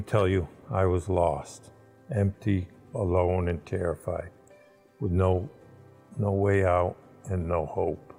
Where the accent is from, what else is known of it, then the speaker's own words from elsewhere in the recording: Windsor, Connecticut, United States; now in West Suffield, United States; I grew up in Windsor and I now live in West Suffield